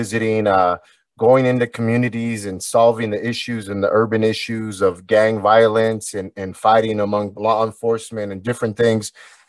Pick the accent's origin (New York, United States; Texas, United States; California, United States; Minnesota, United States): California, United States; Anaheim; Anaheim, California.